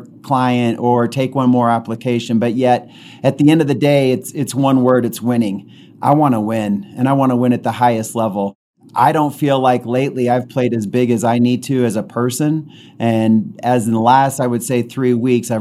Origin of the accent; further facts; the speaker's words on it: Utah, United States; I was born and raised in Utah